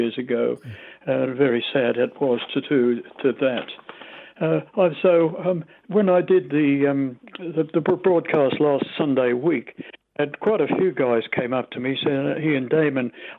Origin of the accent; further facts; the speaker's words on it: Australia; accent: Australian; moved away as an adult; also born or lived in London; My Australian accent doesn't sound as strong as a lot of Aussies